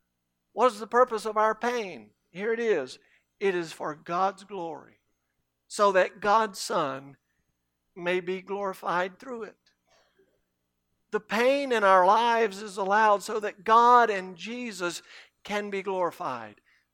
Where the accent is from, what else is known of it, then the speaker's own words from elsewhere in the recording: Cairo, Cairo Governorate, Egypt; When I was growing up in Cairo, we had a public pool.